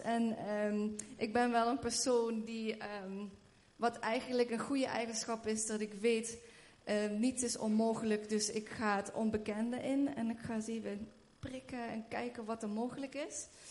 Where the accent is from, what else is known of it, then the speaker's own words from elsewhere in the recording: Schinnen, Limburg, Netherlands; moved away as an adult; also born or lived in Haarlem / Redding, United States; ik ben hier opgegroeid in Schinnen